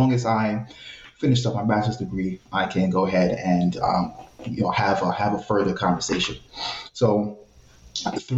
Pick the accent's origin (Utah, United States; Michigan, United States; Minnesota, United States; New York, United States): New York, United States; New York City; I'm from a place called the West Bronx